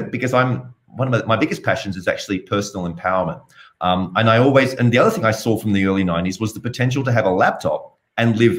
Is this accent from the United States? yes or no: no; Sydney, New South Wales, Australia; You can tell I have a bit of an accent. So I'm originally from Australia, from Sydney